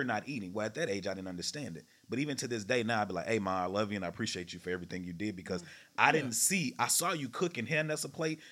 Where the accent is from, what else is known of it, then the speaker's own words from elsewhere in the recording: Texarkana, United States; I'm from Texarkana, the country